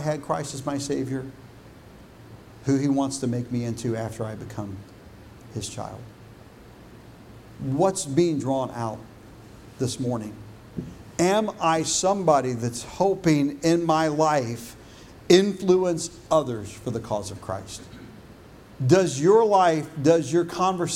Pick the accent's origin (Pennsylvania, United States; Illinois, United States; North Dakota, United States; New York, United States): Illinois, United States; also born or lived in Texas; When I was in fifth grade and we moved from Texas to Illinois